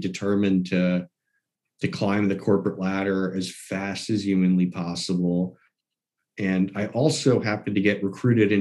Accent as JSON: {"language": "English", "town": "New York City", "region": "New York", "country": "United States", "tie": "born or raised there", "moved": "as an adult", "lives_now": "Maine, United States", "said": "I grew up in New York City, in the city itself"}